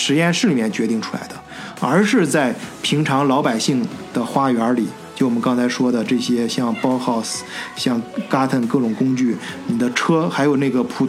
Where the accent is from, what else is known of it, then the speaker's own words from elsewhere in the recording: China; now in Germany; 你像我跟老张都是中国人，